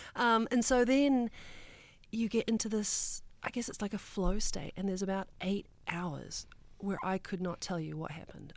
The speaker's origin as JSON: {"language": "English", "country": "New Zealand", "tie": "born or raised there", "moved": "yes", "said": "as a kid growing up in New Zealand"}